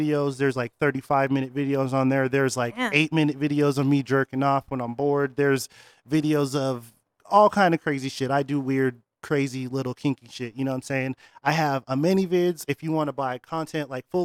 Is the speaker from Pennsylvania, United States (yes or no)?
no; Rhode Island, United States; moved away; also born or lived in Northtown; Originally, I'm from Rhode Island